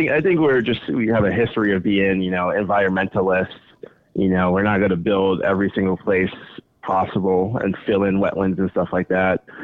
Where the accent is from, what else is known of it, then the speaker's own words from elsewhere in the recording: New York City, New York, United States; moved away as an adult; now in Boston, United States; No, I'm from New York City originally. Oh, snap. I lived in New York City till I was 21.